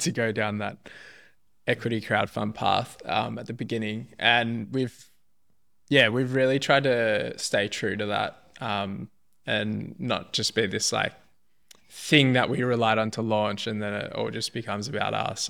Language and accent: English; Melbourne, Victoria, Australia; I was born in Melbourne, Upper Fir Tree Gully, to be specific.